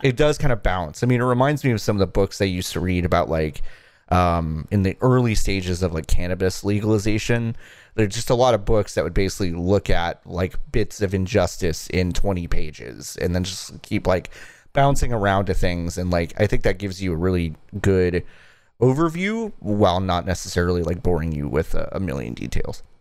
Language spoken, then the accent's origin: English; Dallas, Texas, United States; I grew up in Texas, in, like, rural, um, not rural, suburban Dallas